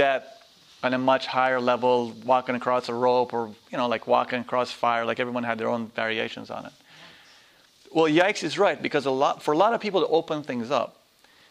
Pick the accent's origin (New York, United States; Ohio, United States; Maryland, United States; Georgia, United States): New York, United States; I'm a New Yorker, not an American